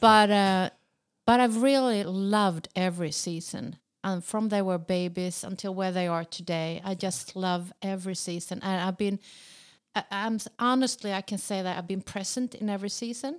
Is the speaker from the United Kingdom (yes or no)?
no; Sweden; accent: Swedish; in Swedish, even in my accent